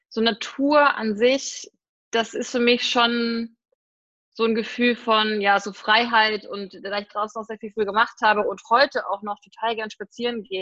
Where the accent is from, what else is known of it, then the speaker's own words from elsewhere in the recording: Bavaria, Germany; ich komme immer aus Bayern.